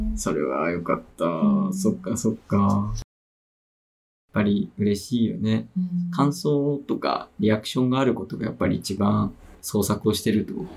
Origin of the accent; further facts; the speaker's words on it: Ebino, Miyazaki, Japan; 僕ねエビの市の出身で